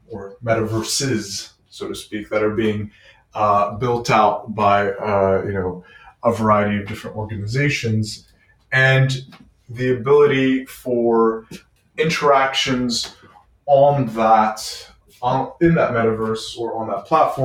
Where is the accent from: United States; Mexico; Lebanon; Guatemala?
Lebanon; also born or lived in Quebec City, Canada; now in Montreal, Canada; I'm Lebanese of origin